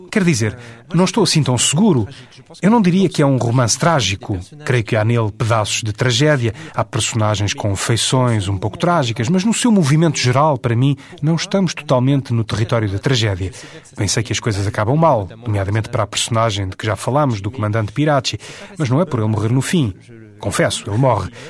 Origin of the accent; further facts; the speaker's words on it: Paris, Île-de-France, France; born there; Porque eu não sou de modo nenhum dessa zona da Europa. Nasci em Paris.